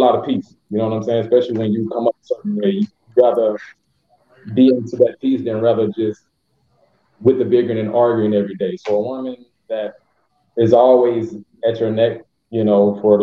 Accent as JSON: {"language": "English", "town": "Hattiesburg", "region": "Mississippi", "country": "United States", "moved": "yes", "lives_now": "Florida, United States", "said": "I'm from Mississippi, but Florida. I'm out here in Florida"}